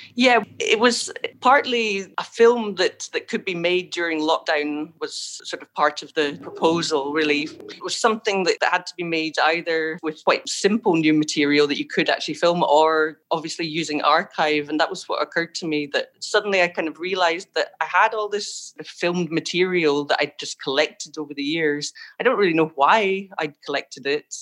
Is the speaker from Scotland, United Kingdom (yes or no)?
yes; Scotland, United Kingdom; moved away as an adult; also born or lived in Ireland; Originally, I'm from Scotland, and then I've been living in Ireland uh, since I was about 25